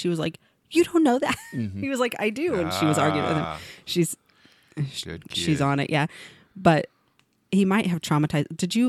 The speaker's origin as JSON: {"language": "English", "region": "Missouri", "country": "United States", "tie": "born or raised there", "said": "I grew up in Missouri, and we had..."}